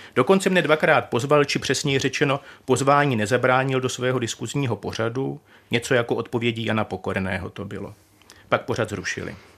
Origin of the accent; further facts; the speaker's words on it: Czechia; jsme Češi